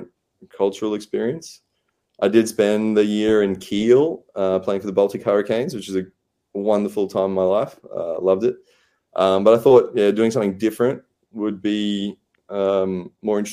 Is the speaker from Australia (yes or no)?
yes; Australia; as an Australian